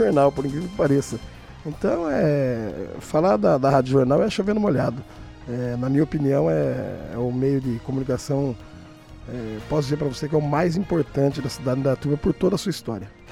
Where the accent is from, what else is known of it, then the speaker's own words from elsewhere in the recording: Brazil; eu sou nascido e criado no Datuba